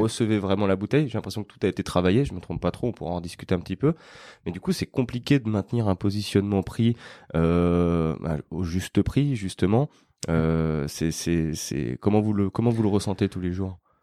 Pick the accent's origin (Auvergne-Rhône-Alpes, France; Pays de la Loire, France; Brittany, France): Auvergne-Rhône-Alpes, France; Lyon; aujourd'hui, on est à Lyon, euh, sur ma terre natale et juste à côté de chez moi